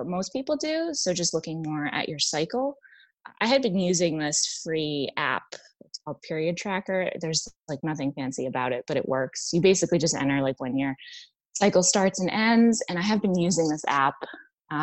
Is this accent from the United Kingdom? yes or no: no; New England, United States; also born or lived in Washington, D.C. / Boston; now in Virginia, United States; I'm originally from New England.